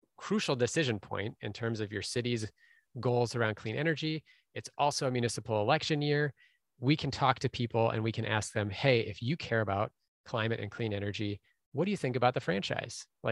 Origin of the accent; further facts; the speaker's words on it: Minneapolis, Minnesota, United States; Minneapolis instead, which is my hometown